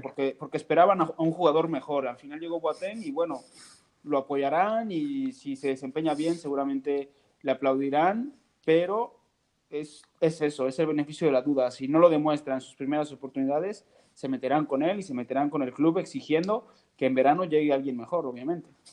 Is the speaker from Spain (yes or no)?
no; Mexico; Yo como mexicano